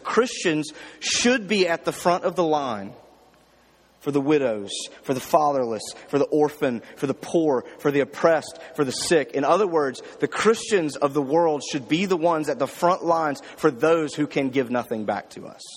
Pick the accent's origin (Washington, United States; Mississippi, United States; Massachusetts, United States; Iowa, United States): Mississippi, United States; Jackson; My church, I grew up in Jackson, Mississippi, a big church